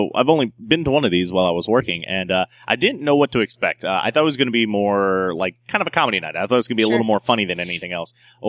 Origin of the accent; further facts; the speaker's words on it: North Carolina, United States; moved away; growing up in North Carolina, which is the real South.